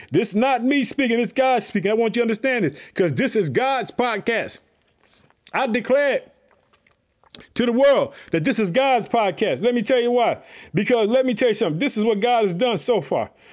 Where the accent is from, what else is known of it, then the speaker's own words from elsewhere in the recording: Illinois, United States; my home state, Illinois